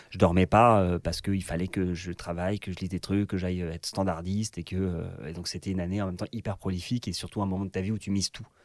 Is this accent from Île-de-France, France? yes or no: yes; Paris, Île-de-France, France; je suis de Paris